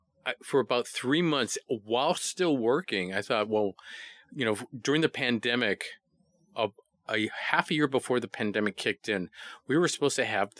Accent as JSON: {"language": "English", "region": "Hawaii", "country": "United States", "said": "I'm from Hawaii."}